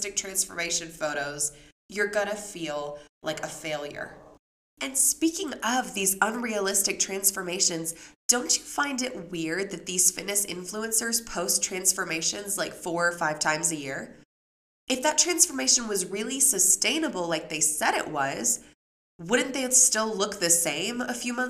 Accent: Memphis, Tennessee, United States; when I grew up in Memphis

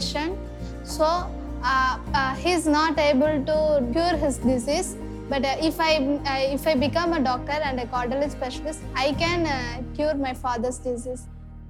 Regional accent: Vilinur, Tamil Nadu, India; I'm from Vilinur. It's far away from our school. In our villages, it's not good.

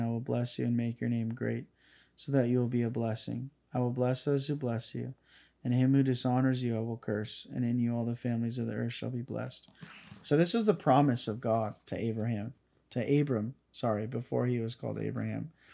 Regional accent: Northern California, United States; I have my hometown here. I have my high school buddies that I know that were from here

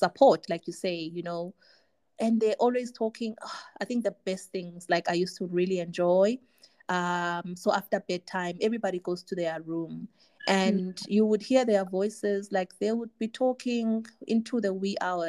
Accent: Tanzania; I grew up in Tanzania

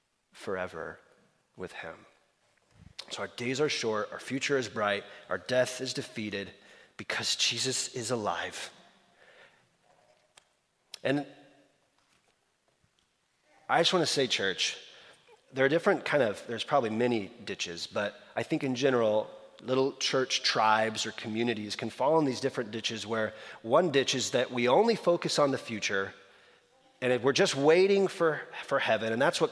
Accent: Slovakia; I grew up in Eastern Europe. And so the history of specifically Slovakia, Czechoslovakia, is dear to me. And there's this where I grew up.

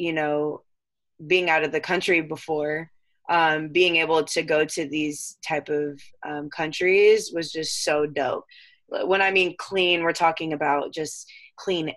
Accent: Temecula, California, United States; also born or lived in San Diego / Holland; I was born in San Diego and I grew up in Temecula

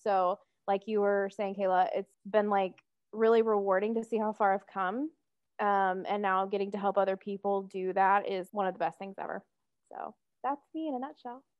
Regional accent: Atlanta, Georgia, United States; moved away as an adult; now in Providence, United States; I was born and raised in Metro Atlanta

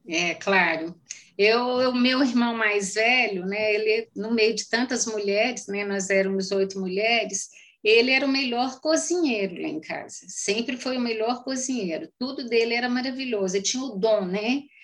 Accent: Carmo do Paranaíba, Minas Gerais, Brazil; accent: mineiro; eu sou a pessoa também. mais mineira do mundo

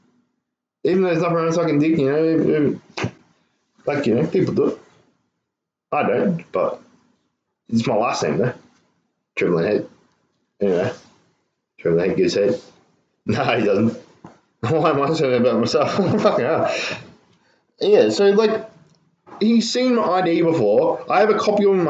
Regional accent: Ireland; I'm Irish

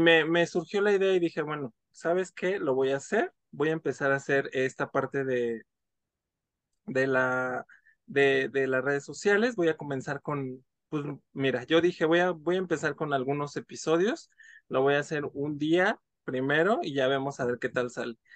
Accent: Mexico City, Mexico; soy de la Ciudad de México

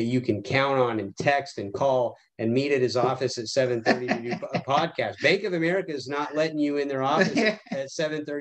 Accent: Tucson, Arizona, United States; I grew up in Tucson, Arizona, right by Davis-Monthan Air Force Base.

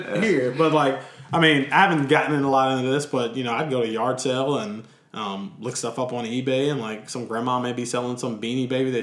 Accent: Lynchburg, Virginia, United States; now in Richmond, United States; I grew up in Lynchburg

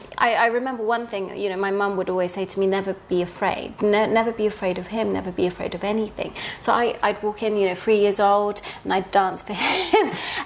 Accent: Medellin, Antioquia, Colombia; Yeah, so I was born in Colombia in the 80s. And I know sort of now it's all really sensationalized with sort of narcos and everything else, but back then it was sort of really raw. We lived in Medellin in a barrio called Manrique

